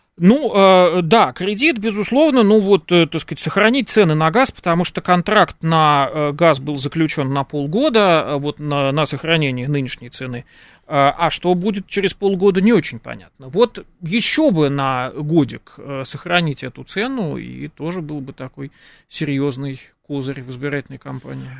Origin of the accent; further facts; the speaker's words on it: Moscow, Russia; нам уже москвичам